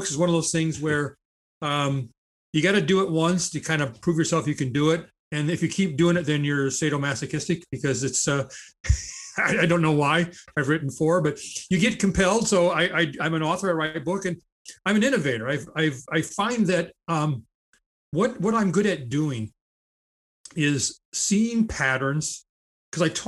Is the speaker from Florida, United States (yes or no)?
no; Charles City, Iowa, United States; also born or lived in Cedar Rapids, Iowa; born and raised in Charles City, Iowa